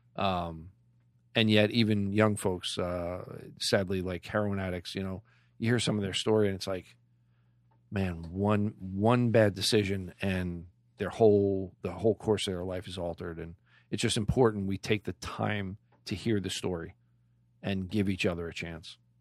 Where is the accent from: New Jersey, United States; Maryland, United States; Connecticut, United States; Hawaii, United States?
New Jersey, United States; Clark; I grew up in Clark, so I was a white boy coming into Elizabeth